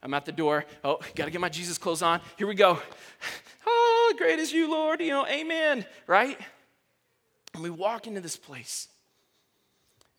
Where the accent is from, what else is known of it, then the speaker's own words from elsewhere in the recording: Texas, United States; moved away; I'm from Texas